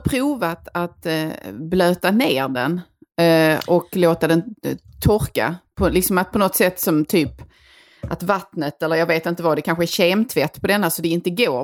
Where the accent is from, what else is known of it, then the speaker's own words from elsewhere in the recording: Skåne, Sweden; vi själva som skåningar